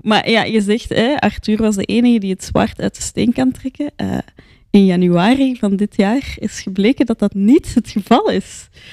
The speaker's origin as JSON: {"language": "Dutch", "town": "Antwerp", "region": "Flanders", "country": "Belgium", "said": "ik zeg dat als Antwerpenaar"}